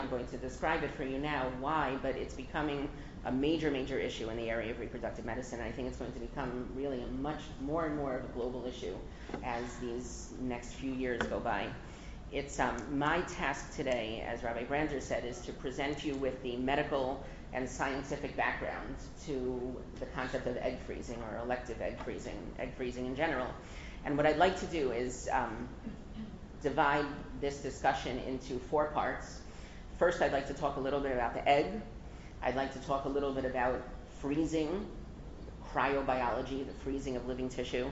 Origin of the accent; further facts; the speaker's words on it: Englewood, New Jersey, United States; moved away; I grew up in Englewood, and I was actually thinking that it's going to be 40 years this coming summer that my parents moved to Englewood with us